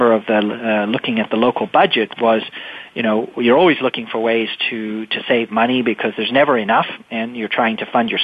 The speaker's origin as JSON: {"language": "English", "town": "Winchester", "region": "Massachusetts", "country": "United States", "tie": "born or raised there", "said": "representing my hometown of Winchester"}